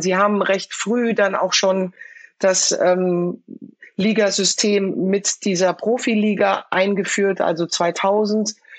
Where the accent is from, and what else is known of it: Frankfurt, Hesse, Germany; born or raised there